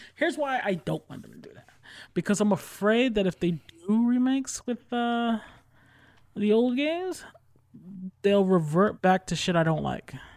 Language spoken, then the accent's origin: English; New York, United States; I'm from New York